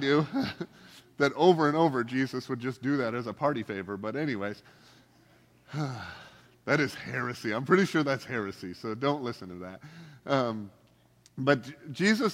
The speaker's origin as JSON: {"language": "English", "country": "Canada", "moved": "yes", "lives_now": "United States", "said": "I'm here on a green card and I'm from Canada"}